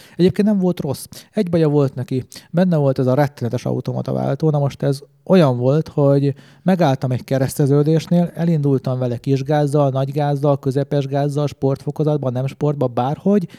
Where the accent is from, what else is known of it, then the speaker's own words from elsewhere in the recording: Hungary; én magyar vagyok